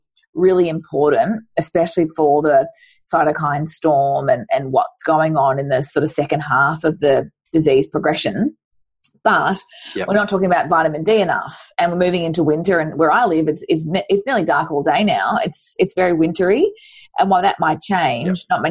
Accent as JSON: {"language": "English", "region": "Queensland", "country": "Australia", "tie": "born or raised there", "moved": "yes", "said": "I grew up in Queensland"}